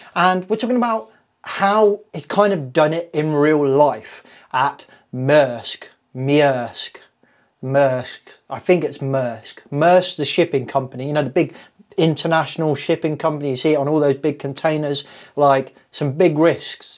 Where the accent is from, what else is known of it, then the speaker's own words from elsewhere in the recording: Kettering, East Midlands, United Kingdom; I was born in Kettering General Hospital in Northamptonshire on the 14th